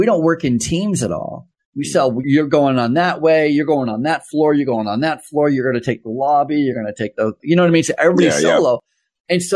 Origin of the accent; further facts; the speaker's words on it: Vermont, United States; moved away; When I was a kid, I grew up in Vermont